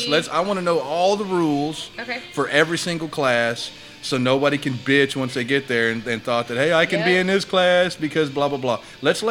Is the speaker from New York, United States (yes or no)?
no; Texas, United States; I grew up in South Texas. I was born and raised here.